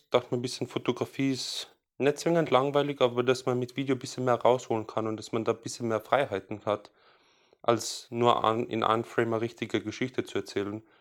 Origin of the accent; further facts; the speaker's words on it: Salzburg, Austria; Ist wurscht, wo ich herkomme, ich bin aus Salzburg.